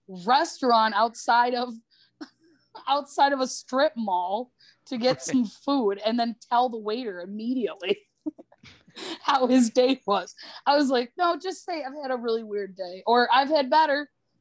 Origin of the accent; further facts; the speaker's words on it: Wisconsin, United States; I'm still from the Midwest. I'm from Wisconsin